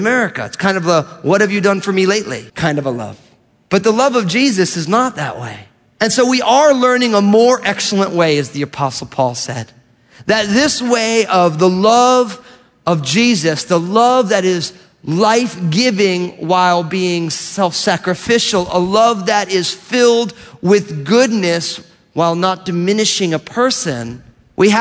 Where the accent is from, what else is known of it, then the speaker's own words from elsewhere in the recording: New Jersey, United States; I grew up in New Jersey